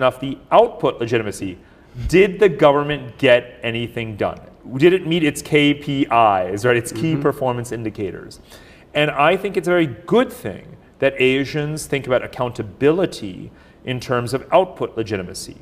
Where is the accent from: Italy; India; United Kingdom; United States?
India; moved away; I was born in India